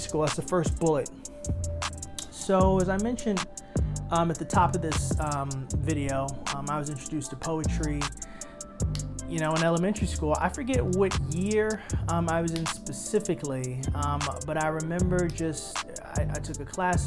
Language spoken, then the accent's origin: English; New York City, New York, United States; coming from born and raised in Harlem